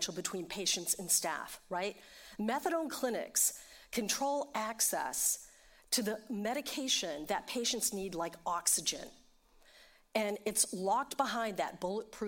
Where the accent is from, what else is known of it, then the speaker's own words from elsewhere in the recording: New York City, New York, United States; I'm from New York City